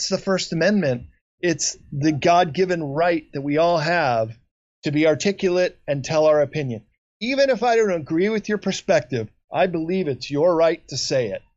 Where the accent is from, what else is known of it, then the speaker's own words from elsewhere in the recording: Chicago, Illinois, United States; moved away; I grew up in Chicago